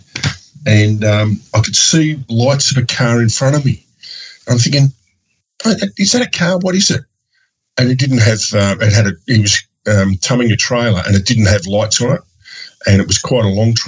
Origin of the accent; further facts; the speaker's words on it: Australia; also born or lived in Melbourne; ride 350 miles in the dark to my hometown.